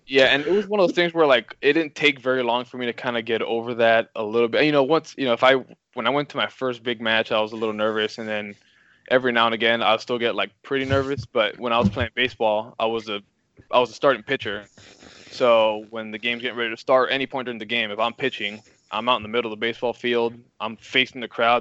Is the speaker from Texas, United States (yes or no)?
no; Miami, Florida, United States; moved away as an adult; also born or lived in Quincy, Illinois; now in Missouri, United States; growing up, I'm from Miami, Florida